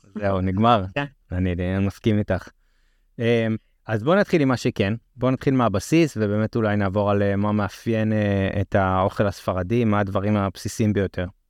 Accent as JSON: {"language": "Hebrew", "country": "Israel", "said": "אנחנו אה, ככה לפעמים יותר שמרנים בתור ישראלים"}